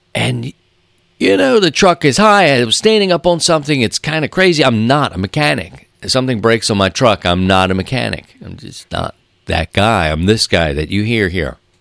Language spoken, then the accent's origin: English; Baltimore, Maryland, United States; moved away; growing up in Baltimore